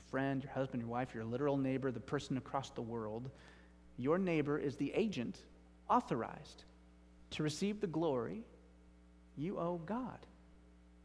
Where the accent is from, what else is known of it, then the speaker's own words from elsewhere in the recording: United States; I'm an American